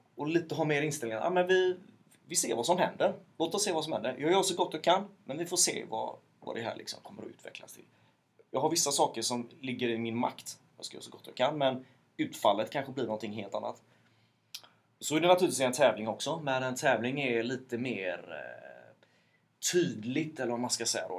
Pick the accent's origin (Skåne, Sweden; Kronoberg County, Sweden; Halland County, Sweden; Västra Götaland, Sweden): Västra Götaland, Sweden; Mölndal; born or raised there